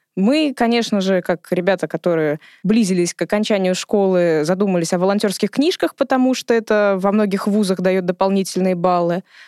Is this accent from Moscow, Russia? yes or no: yes; Moscow, Russia; Я родилась и выросла в Измайлово, то есть я соседка нашего фонда